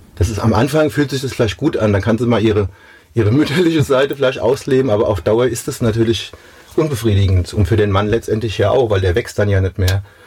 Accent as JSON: {"language": "German", "town": "Mainz", "region": "Rhineland-Palatinate", "country": "Germany", "tie": "born or raised there", "said": "Mainz ist Mainz. Das ist da, wo ich herkomme. Das ist meine Heimat."}